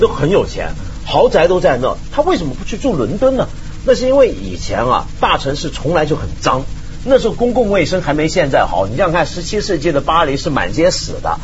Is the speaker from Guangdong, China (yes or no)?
yes; Guangdong, China; 我们广东人